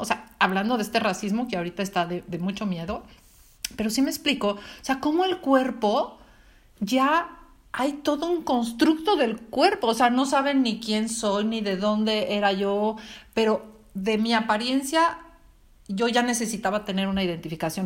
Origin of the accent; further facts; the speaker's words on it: Mexico; moved away; soy mexicana